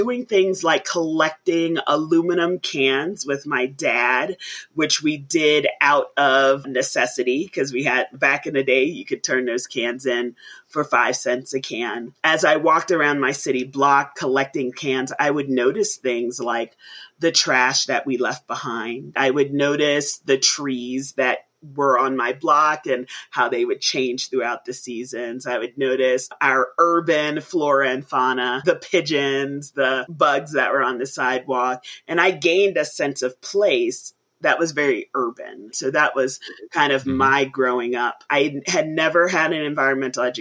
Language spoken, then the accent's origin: English; New York City, New York, United States; I grew up in the Bronx in New York City